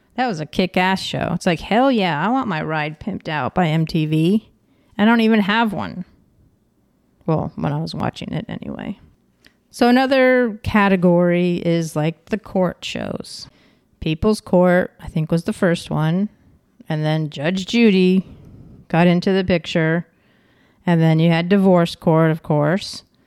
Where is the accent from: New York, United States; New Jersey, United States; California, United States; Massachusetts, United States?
New York, United States; Ticonderoga; I'm from Ticonderoga, New York, and we have a Fort Ticonderoga